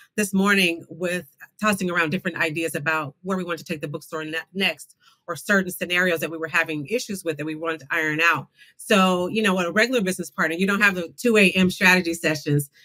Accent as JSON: {"language": "English", "town": "Tulsa", "region": "Oklahoma", "country": "United States", "tie": "born or raised there", "said": "I was born, uh, raised in Tulsa, Oklahoma, right near Black Wall Street"}